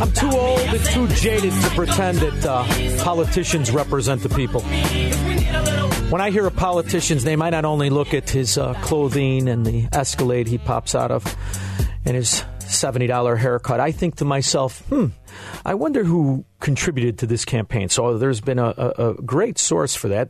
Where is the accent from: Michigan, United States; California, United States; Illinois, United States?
Illinois, United States; Chicago; I'm from Chicago